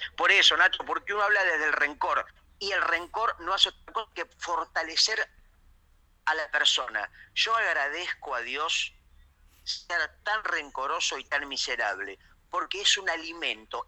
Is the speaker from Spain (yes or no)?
no; Argentina; más fuerte me siento yo como persona y como argentino